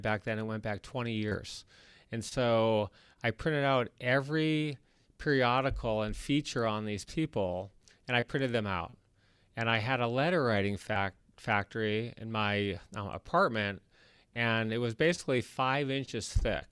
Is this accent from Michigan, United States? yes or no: yes; Detroit, Michigan, United States; moved away as an adult; now in Los Angeles, United States; I grew up in Detroit, Michigan